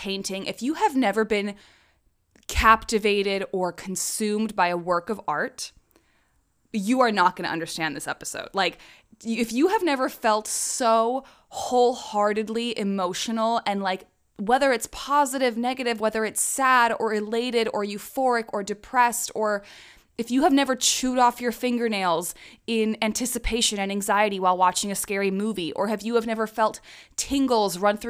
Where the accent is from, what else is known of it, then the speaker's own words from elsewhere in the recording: Prague, Czechia; I was raised in the Czech Republic, which is a neighboring country to Germany. I lived there probably from when I was 2 years old to 18 years old. It is very much my home country. Prague is my hometown. My nationality is Czech.